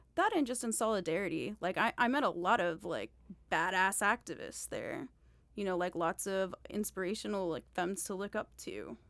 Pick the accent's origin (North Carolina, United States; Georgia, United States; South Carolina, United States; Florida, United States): Florida, United States; Miami; I'm from Miami